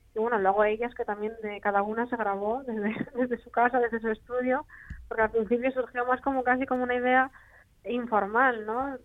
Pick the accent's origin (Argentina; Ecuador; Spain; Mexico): Spain; Asturias; me dice que soy su hermanita asturiana